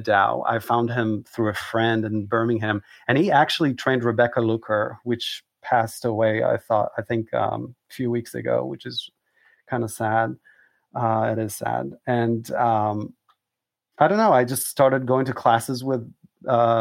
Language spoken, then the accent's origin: English; Israel; moved away as an adult; also born or lived in Southern United States; now in New York, United States; I was born an Israeli boy and suddenly I'm trying to become an American